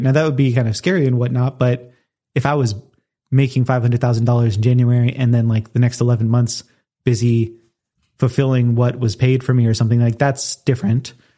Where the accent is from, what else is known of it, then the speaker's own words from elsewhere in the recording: Southern California, United States; moved away; also born or lived in Colorado; move back to my hometown, which is not Los Angeles area, um, but Southern California